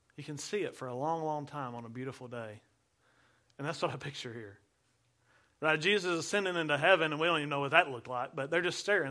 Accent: United States; as American Christians in the twenty-first century

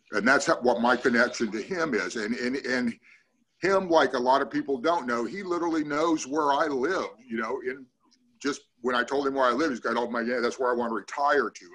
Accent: Ukiah, California, United States; also born or lived in Longvale, California / Willits, California; I was raised in Ukiah. I am a NorCal through and through

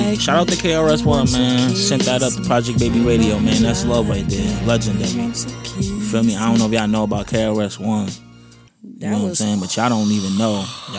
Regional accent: Linden, New Jersey, United States; I'm from Linden, New Jersey. It's a difference.

